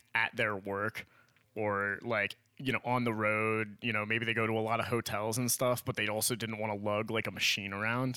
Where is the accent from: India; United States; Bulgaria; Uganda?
United States; Miami, Florida; we grew up in Miami